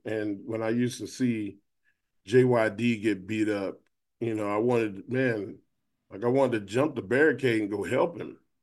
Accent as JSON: {"language": "English", "town": "Austin", "region": "Texas", "country": "United States", "tie": "born or raised there", "said": "we in Austin, Texas, and we you know I'm in my hometown"}